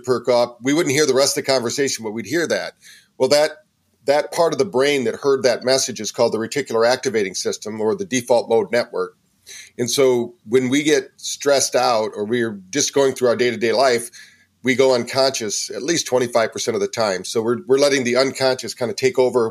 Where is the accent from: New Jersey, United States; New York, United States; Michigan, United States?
Michigan, United States; Battle Creek; also born or lived in San Francisco, California / Virginia Beach, Virginia; now in North Carolina, United States; I'm originally from Battle Creek, Michigan, and by way of San Francisco to here. I've lived in quite a few places.